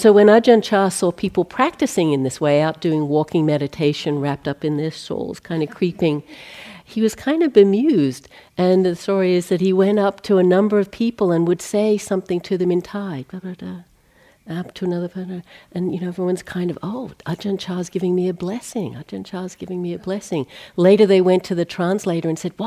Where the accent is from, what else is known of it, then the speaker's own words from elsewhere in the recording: Australia; growing up in Australia